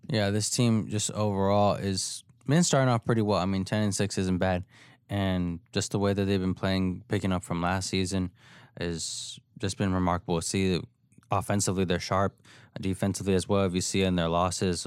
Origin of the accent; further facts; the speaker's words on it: San Antonio, Texas, United States; I'm from San Antonio